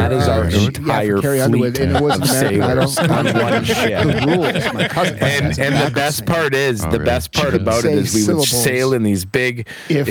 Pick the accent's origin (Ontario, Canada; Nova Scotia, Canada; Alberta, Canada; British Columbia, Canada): Alberta, Canada; Edmonton; I was born in Edmonton, Alberta. And I grew up in Edmonton, Alberta, or just outside of St. Albert.